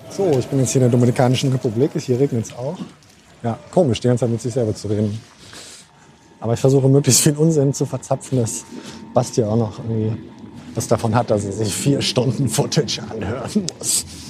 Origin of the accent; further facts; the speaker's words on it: Cologne, North Rhine-Westphalia, Germany; als gebürtiger Kölner